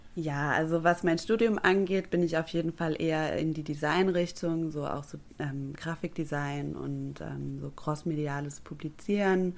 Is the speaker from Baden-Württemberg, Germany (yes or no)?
yes; Stuttgart, Baden-Württemberg, Germany; moved away as an adult; now in Bremerhaven, Germany; ich bin Stuttgarterin. Das werde ich auch für immer bleiben